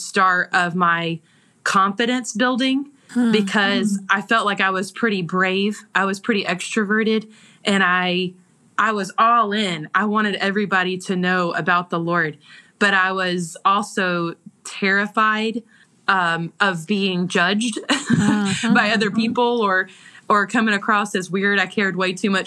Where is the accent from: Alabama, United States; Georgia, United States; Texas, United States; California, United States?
Georgia, United States; accent: Southern; I grew up in Georgia. And so I'm born and raised right where we live.